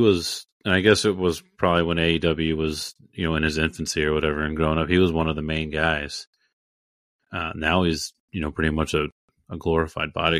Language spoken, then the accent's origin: English; Indianapolis, Indiana, United States; we're from Indy, so we used to watch him punt for our team here, the Colts.